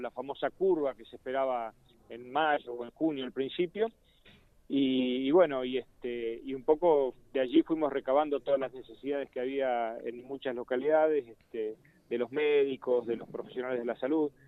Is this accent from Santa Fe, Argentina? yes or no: yes; Santa Fe, Argentina; como santafesinos y como legislador santafesino